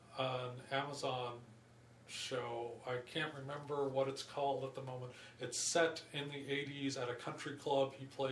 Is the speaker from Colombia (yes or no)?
no; Canada; I'm Canadian.